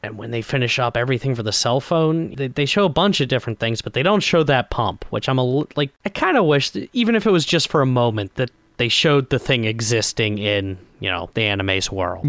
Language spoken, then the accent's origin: English; Scotland, United Kingdom; I'm Scottish.